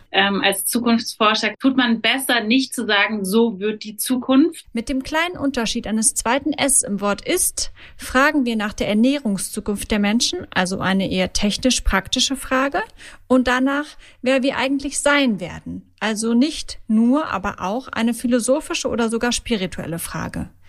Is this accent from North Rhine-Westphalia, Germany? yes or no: no; Berlin, Germany; Ich verfolge eure Aktivitäten ja schon ähm, als Berlinerin etwas länger, ähm, seit die Krabben durch Berlin gezogen sind